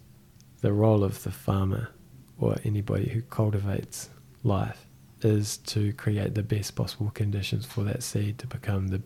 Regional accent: Christchurch, Canterbury, New Zealand; also born or lived in Whangarei; I was born in Whangarei. And my mother and father, I guess we were kind of in transit, and it always seemed, just from my perspective, it always seemed like we were going to land in Christchurch and grow up in Christchurch, and that's what we did. I was 6 months old

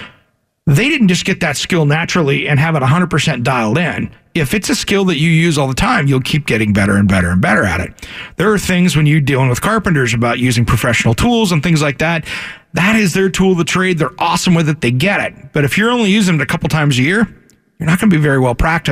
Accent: Washington, United States; now in Oregon, United States; growing up in Washington

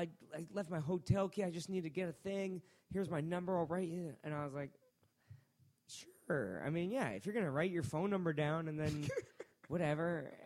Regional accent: Worcester, Massachusetts, United States; born there; I was born in Worcester, Massachusetts.

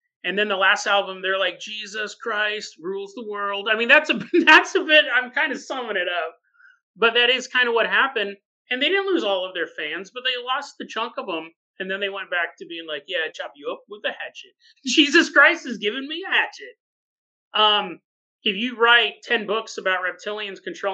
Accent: California, United States; I grew up in California and there were signs everywhere saying this

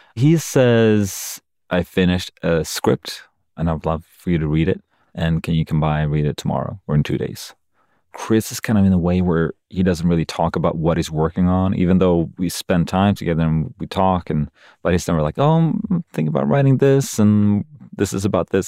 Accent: Sweden; moved away as an adult; now in United States; I moved to America about fifteen years ago, and this is the first time when I'm in Sweden, my home country

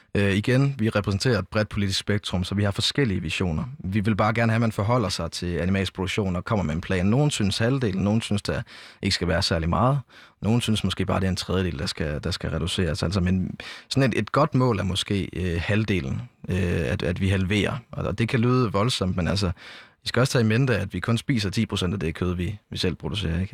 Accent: Jelling, Southern Denmark, Denmark; jeg kommer selv fra Jelling, altså sådan øh, lige på grænsen mellem Syd- og Midtjylland

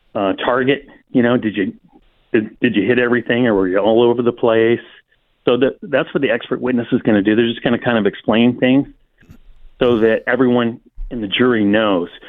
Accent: Silicon Valley, California, United States; I grew up in the Silicon Valley

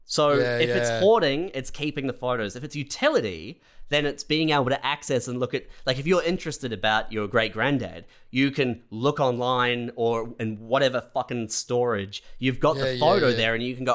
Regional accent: Christchurch, Canterbury, New Zealand; moved away; also born or lived in Canada; When I moved from Christchurch to Canada

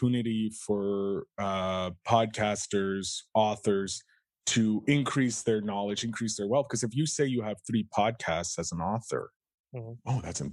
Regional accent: Canada; I come from Canada of humble beginnings

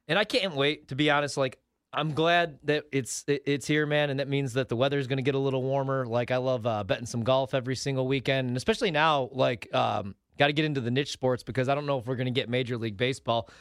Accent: Joliet, Illinois, United States; I'm from Joliet

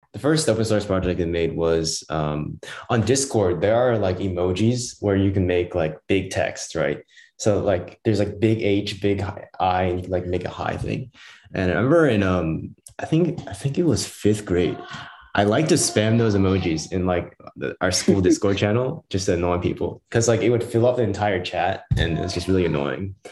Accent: Southwest Washington, United States; I'm from the Southwest Washington region, so down in Portland

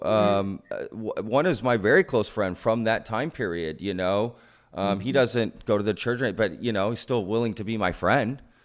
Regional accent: Texas, United States; being a Texan for most of my life, um, an American, I was born here, right?

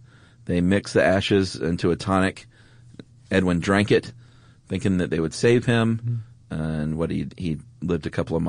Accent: Venezuela; now in Chile; I'm from Venezuela, living in Chile, and I want to suggest one about identity. We as Venezuelans are going through a difficult time as the government is not issuing passports.

